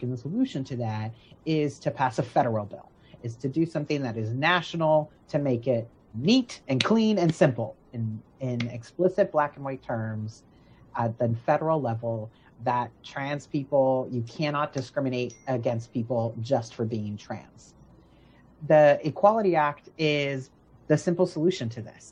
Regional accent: Florida, United States; where I'm from, my hometown is Florida

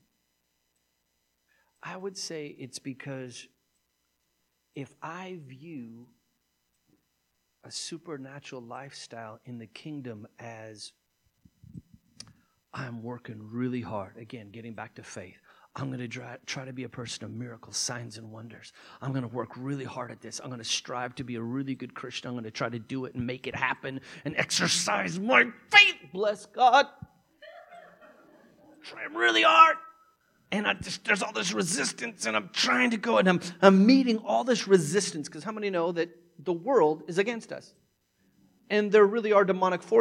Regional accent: United States; as an American

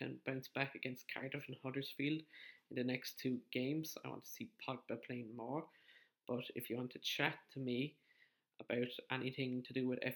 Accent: County Wexford, Leinster, Ireland; I'm from County Wexford in the Republic of Ireland.

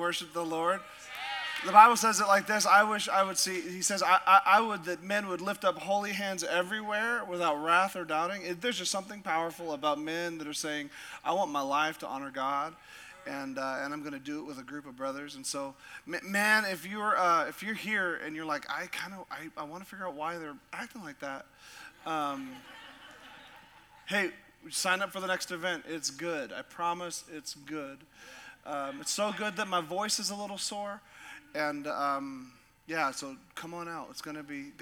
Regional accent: Sitka, Alaska, United States; I grew up in a little town called Sitka

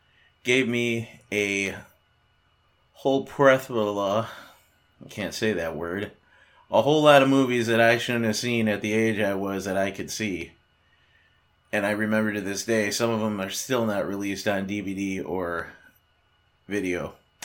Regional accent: Chicago, Illinois, United States; moved away; when I was growing up in Chicago, they didn't have cable until 1986, the year I left.

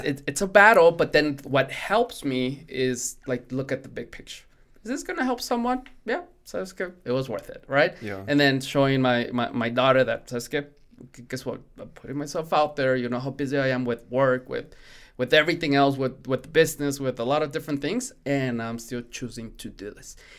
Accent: Mexico; first language Spanish; English is a second language; moved away; Spanish is my primary language. I was born in Mexico

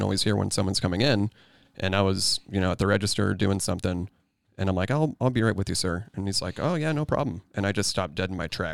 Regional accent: Johnson County, Kansas, United States; born or raised there

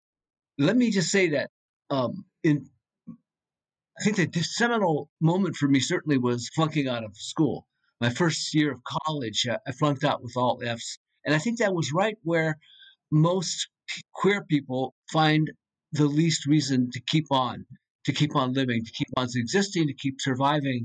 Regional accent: United States; as an American

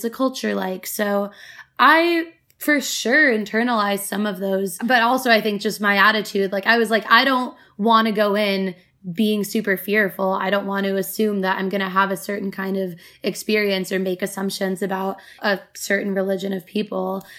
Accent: United States; growing up in America

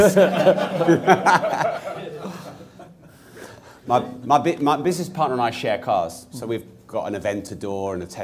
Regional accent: Peterborough, East of England, United Kingdom; I'm from Peterborough.

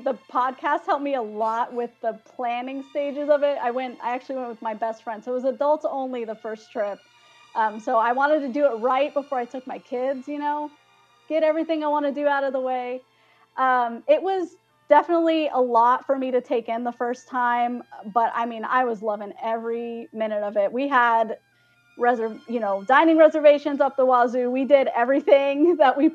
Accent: Arizona, United States; moved away; I actually grew up in Arizona. That's my hometown

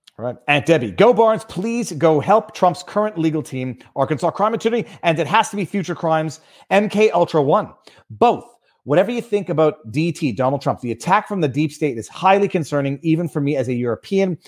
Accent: Canada; as a Canadian

